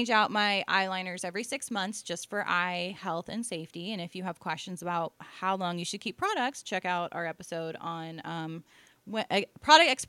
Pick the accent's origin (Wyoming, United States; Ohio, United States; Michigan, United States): Ohio, United States; born there; I was. I was born in Ohio, so I'm allowed to make fun of Ohio people.